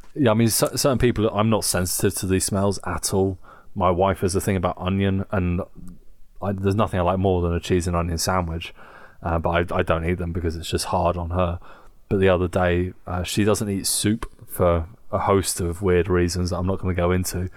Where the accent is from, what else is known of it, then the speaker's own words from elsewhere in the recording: England, United Kingdom; Growing up in England